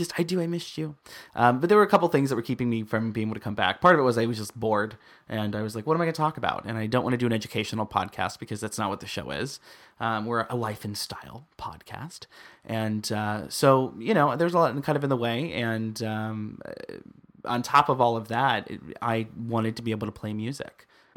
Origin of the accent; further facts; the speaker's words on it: Midwest, United States; he comes from the East Coast. I'm from the Midwest. You're from the West Coast. I came out to the West Coast.